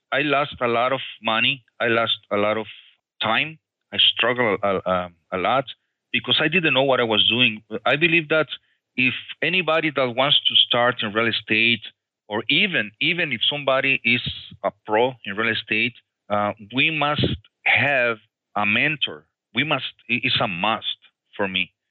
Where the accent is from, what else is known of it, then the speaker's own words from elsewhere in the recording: Mexico; English is a second language; moved away as an adult; now in United States; in 1998, I came from Mexico, you know, and uh, I, I in those years I, I used to be a rocker musician.